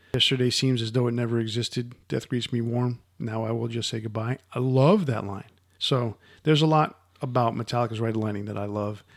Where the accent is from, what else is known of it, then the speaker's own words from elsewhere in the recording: United States; Growing up in the Cold War era of the United States